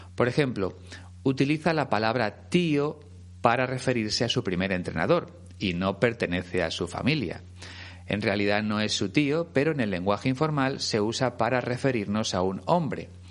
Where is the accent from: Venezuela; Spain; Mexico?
Spain